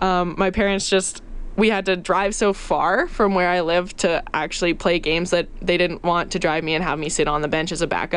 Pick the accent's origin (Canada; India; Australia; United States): Canada; Chelsea, Quebec; also born or lived in Ottawa, Ontario; I'm from Chelsea, Quebec.